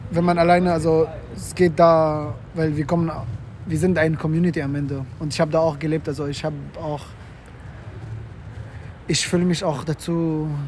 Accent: Mecca, Makkah Province, Saudi Arabia; German is a second language; Ich stamme ursprünglich aus Mekka.

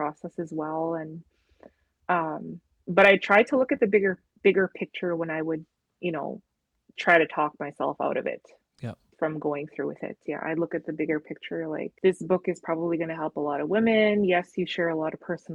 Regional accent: Sweetgrass First Nation, Saskatchewan, Canada; growing up on Sweetgrass First Nation

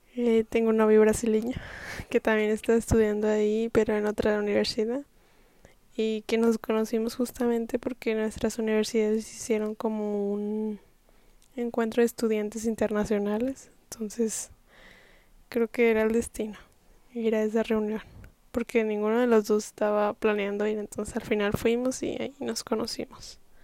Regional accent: Mexico; Yo soy mexicana

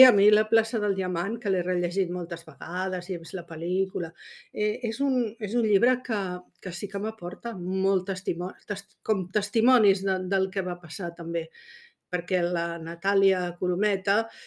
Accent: Catalonia, Spain; som aquí, som catalanes

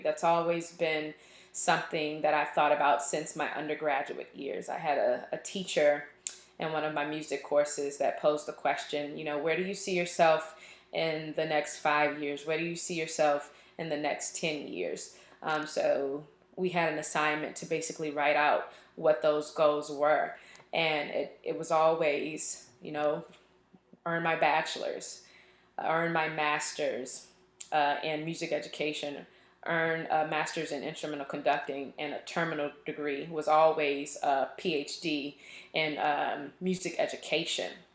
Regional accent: Richmond, Virginia, United States; moved away as an adult; also born or lived in Auburn, Alabama; now in Austin, United States; I am from Richmond, Virginia, born and raised, all my school there, everything. So that is home

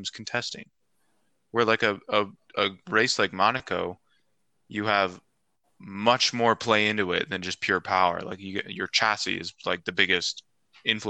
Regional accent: United States; being an American

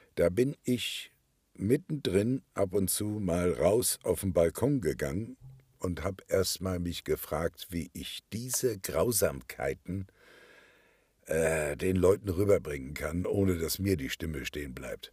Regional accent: Kiel, Schleswig-Holstein, Germany; accent: Norddeutsch; moved away; Ich komme ja aus Kiel

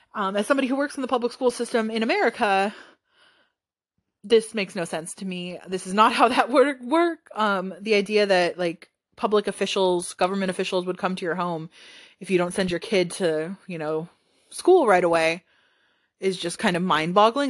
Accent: United States; as an American

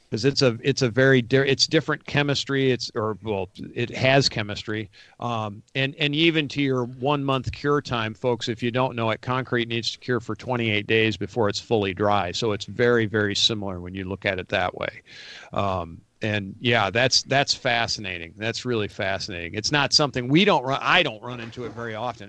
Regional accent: Rochester, New York, United States; now in Atlanta, United States; I grew up in Western New York, outside Rochester, New York

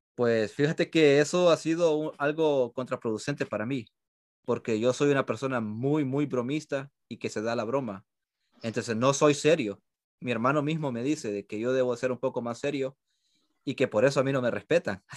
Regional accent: El Salvador; now in United States; Todos somos, sí, somos de allá

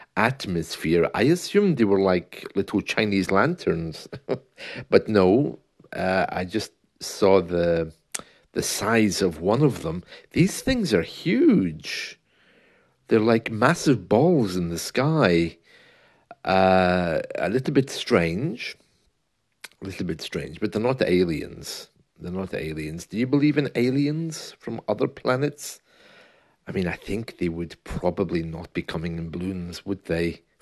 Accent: United Kingdom; being the British man I am

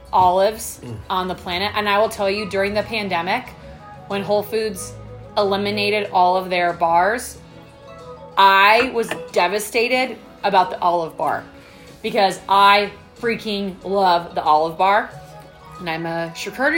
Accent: Oregon, United States; now in Colorado, United States; growing up in Oregon because it's cloudy all the time

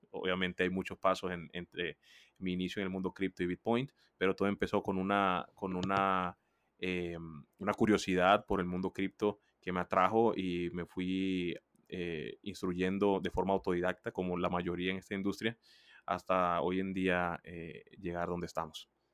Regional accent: Colombia; yo soy un colombiano

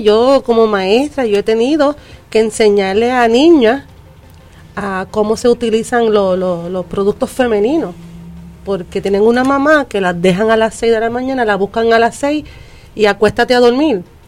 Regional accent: United States; moved away; yo me crié en Estados Unidos

